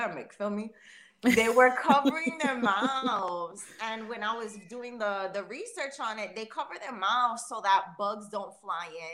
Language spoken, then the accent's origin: English; United States; now in Canada; I'm American